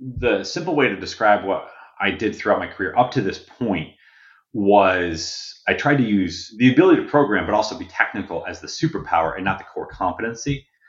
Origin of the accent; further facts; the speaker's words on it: Connecticut, United States; I grew up in Connecticut, in farm country Connecticut.